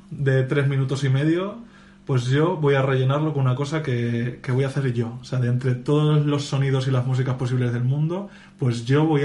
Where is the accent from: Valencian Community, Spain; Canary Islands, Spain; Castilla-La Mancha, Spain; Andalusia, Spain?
Castilla-La Mancha, Spain; en mi caso encima soy manchego